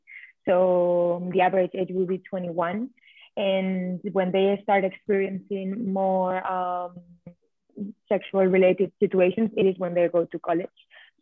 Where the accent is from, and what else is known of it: Basque Country, Spain; moved away as an adult; now in Korea